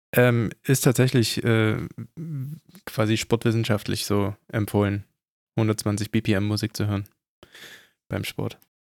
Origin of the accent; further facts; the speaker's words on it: Germany; bei uns in Deutschland